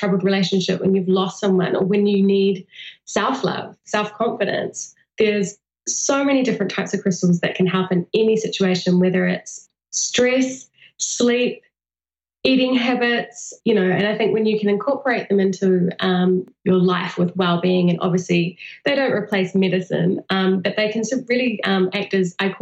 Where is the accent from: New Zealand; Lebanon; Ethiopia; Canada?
New Zealand; New Zealand. So right in the heart of Middle Earth